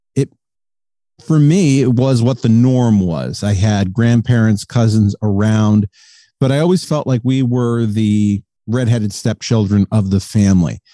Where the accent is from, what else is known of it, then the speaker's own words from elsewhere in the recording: South Windsor, Connecticut, United States; I'm from South Windsor, Connecticut. It's just outside of Hartford. So I'm an East Coast guy